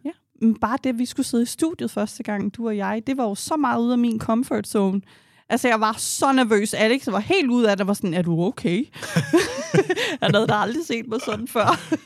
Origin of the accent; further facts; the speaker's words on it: Denmark; vi er opvokset i et land her i Danmark